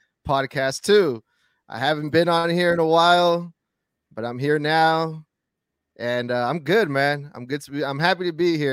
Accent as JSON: {"language": "English", "town": "Sacramento", "region": "California", "country": "United States", "said": "I'm from Sacramento, California"}